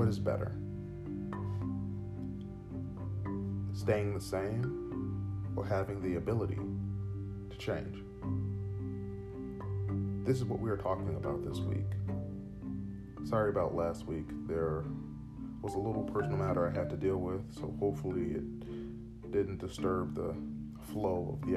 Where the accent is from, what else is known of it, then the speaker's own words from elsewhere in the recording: United States; as an American who does love his country very much